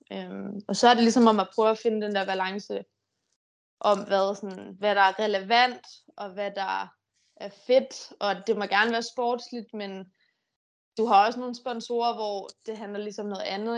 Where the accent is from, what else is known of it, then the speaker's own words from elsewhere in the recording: Denmark; hjemme i Danmark